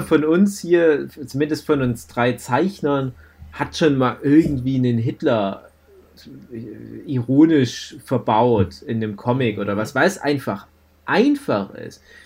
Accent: Germany; also born or lived in Chemnitz; bei uns in Deutschland

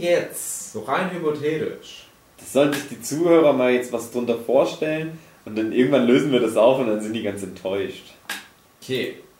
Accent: GDR, East Germany, Germany; Ich bin ja auch ein Kind der DDR

